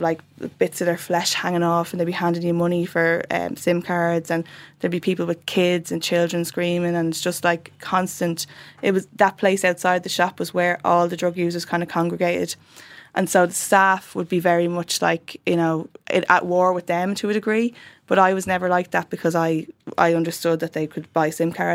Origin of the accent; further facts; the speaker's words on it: Dublin, Leinster, Ireland; I grew up in the South Inner City in between two flat complexes, Fatima Mansions and Dolphin House